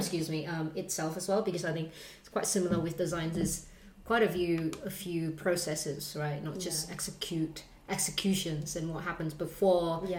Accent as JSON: {"language": "English", "country": "Australia", "tie": "born or raised there", "said": "I grew up in Australia"}